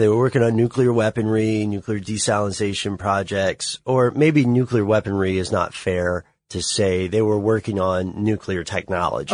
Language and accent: English; Tennessee, United States; I'm from Tennessee